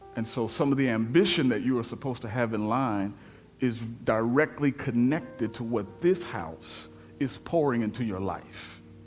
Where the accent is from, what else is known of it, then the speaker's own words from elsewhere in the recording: Memphis, Tennessee, United States; moved away; I spent a lot of years here, but I am from Memphis